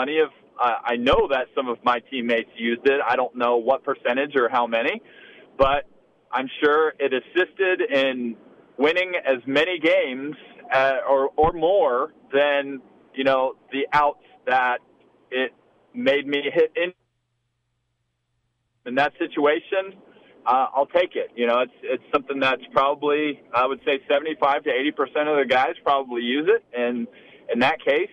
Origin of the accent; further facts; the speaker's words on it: Texas, United States; growing up in Texas